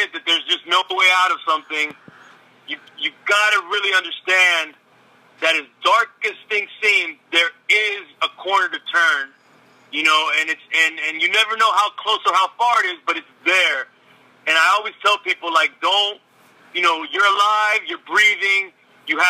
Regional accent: Miami, Florida, United States; also born or lived in Los Angeles, California; I'm Cuban from Miami, you know, via L.A. I was born in L.A., but in Miami

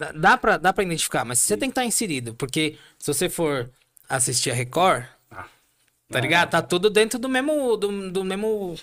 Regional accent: São Paulo, Brazil; eu sou do Ipiranga

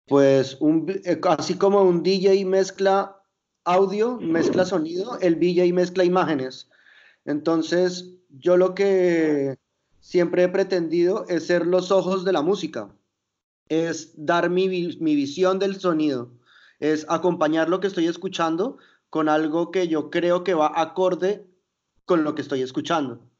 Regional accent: Mexico City, Mexico; yo viví mi, mi adolescencia en Ciudad de México

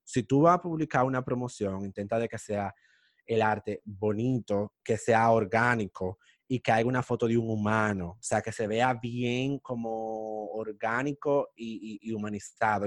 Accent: Dominican Republic; nosotros los dominicanos

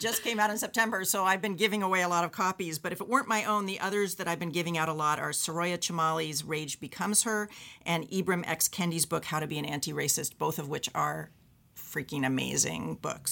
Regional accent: United States; now in Canada

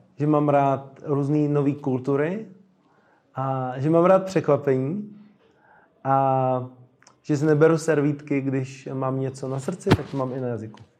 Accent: Czechia

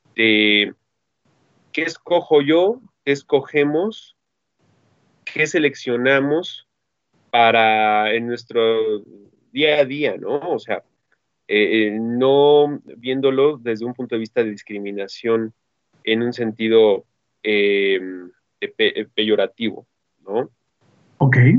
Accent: Mexico; de los mexicanos

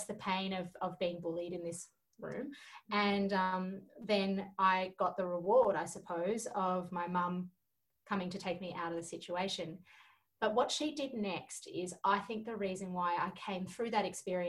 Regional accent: Georgia; moved away; I grew up in Georgia in the former Soviet Union.

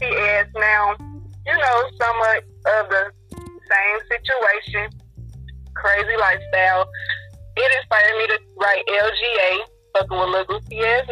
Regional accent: Chicago, Illinois, United States; now in Texas, United States; I'm from Chicago.

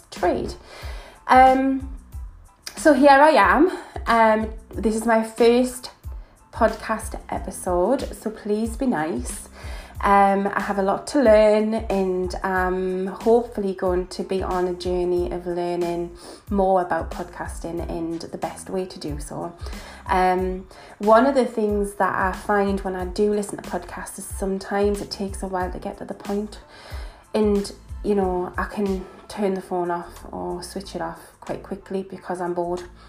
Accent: Newcastle upon Tyne, North East England, United Kingdom; accent: northern; I am from Newcastle. As you can probably tell from my accent, I am a northern girl, proud to be

